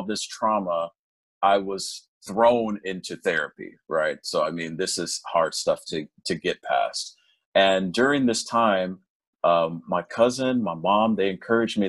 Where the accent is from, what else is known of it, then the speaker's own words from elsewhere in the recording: Los Angeles, California, United States; also born or lived in South Korea; I was born and raised in Los Angeles